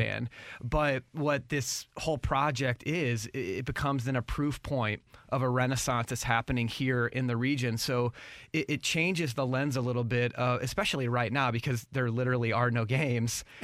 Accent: St. Louis, Missouri, United States; born and raised in Saint Louis

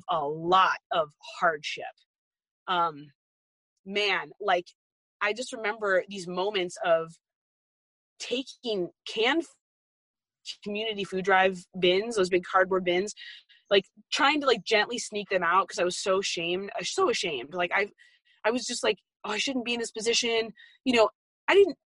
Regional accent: Arizona, United States; moved away; I grew up in Arizona

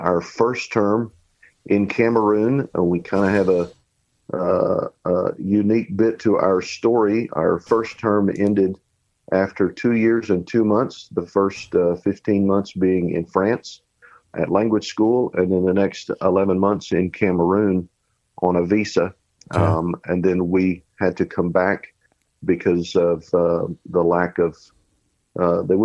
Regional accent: Oklahoma, United States; moved away as an adult; also born or lived in Washington, D.C. area / Tucson, Arizona / Springfield; I grew up in Oklahoma.

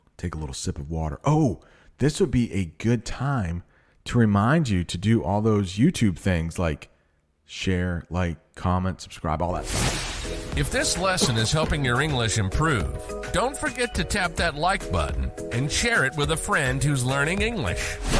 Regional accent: Maine, United States; I am from Maine, which is really close to Canada.

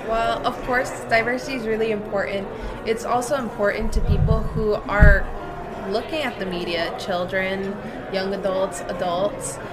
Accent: Westbury, New York, United States; I'm from Long Island

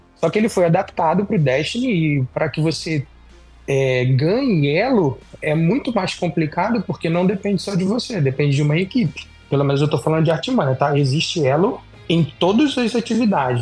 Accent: Brazil; moved away; eu sou brasileiro, eu moro fora do Brasil

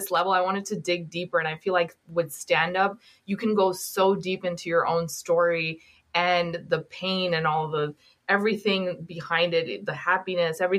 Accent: Pakistan; born there; I was born in Pakistan in this disputed area. It was in between Pakistan and India.

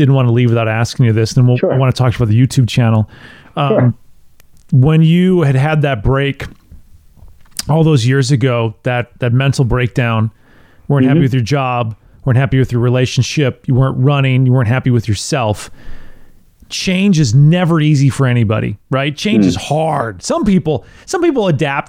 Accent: Wisconsin, United States; also born or lived in Tennessee; now in Clarksville, United States; I grew up in Wisconsin

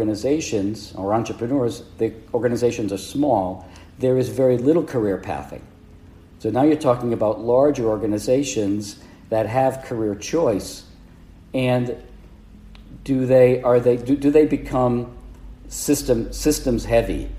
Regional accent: Providence, Rhode Island, United States; I grew up in Providence, Rhode Island

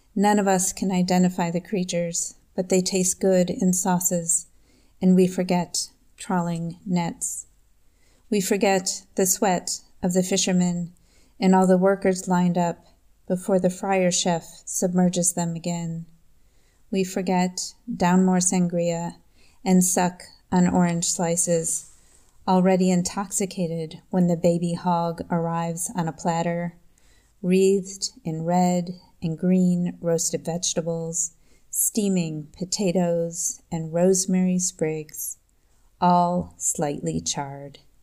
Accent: Eden, New York, United States; now in Liechtenstein; I am a poet from Eden, New York

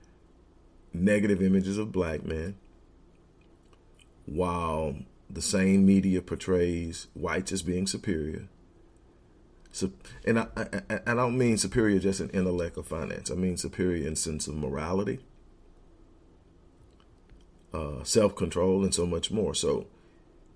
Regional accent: Houston, Texas, United States; I'm from Houston, and so are we.

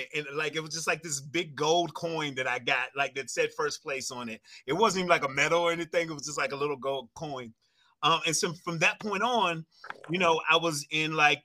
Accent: Waynesboro, Virginia, United States; moved away as an adult; now in Chicago, United States; I'm from Waynesboro, Virginia, which is about an hour and a half away from Winchester.

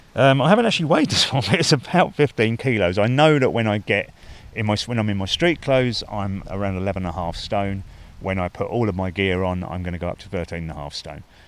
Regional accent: England, United Kingdom; as an Englishman.

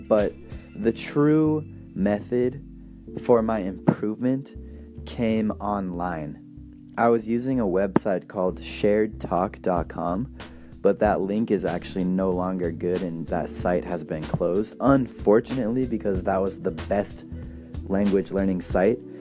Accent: United States; first language English; I'm an American, my native language is English

